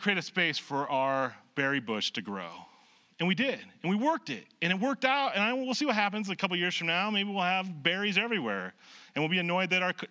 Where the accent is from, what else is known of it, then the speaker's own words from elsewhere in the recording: Nebraska, United States; moved away; I grew up in Nebraska.